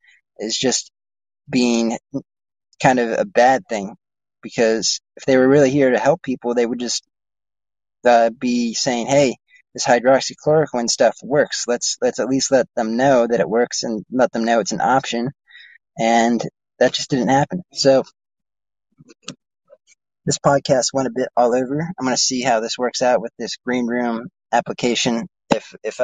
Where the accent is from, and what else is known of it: United States